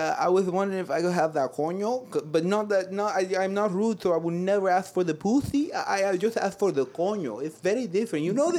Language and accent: English; Ibiza, Balearic Islands, Spain; I do not know because I am from Ibiza